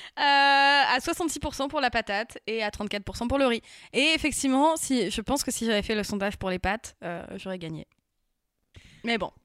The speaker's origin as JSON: {"language": "French", "area": "Picardy", "region": "Hauts-de-France", "country": "France", "tie": "born or raised there", "said": "j'ai grandi en Picardie"}